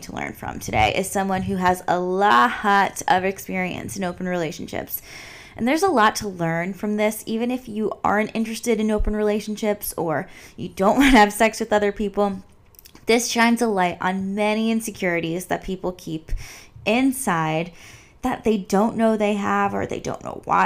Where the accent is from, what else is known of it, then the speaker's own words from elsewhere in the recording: East Coast, United States; moved away as an adult; now in Los Angeles, United States; I grew up on the East Coast